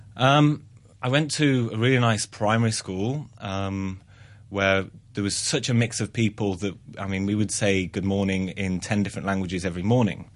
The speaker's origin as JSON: {"language": "English", "area": "Black Country", "region": "West Midlands", "country": "United Kingdom", "moved": "yes", "said": "I'm from the Black Country, um, which is near Birmingham"}